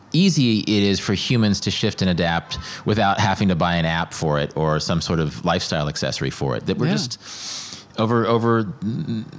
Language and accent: English; Midwest, United States; born or raised there